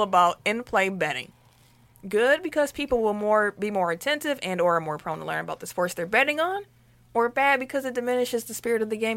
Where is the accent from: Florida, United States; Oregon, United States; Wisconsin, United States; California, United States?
Wisconsin, United States; Milwaukee; we're also from Milwaukee, Wisconsin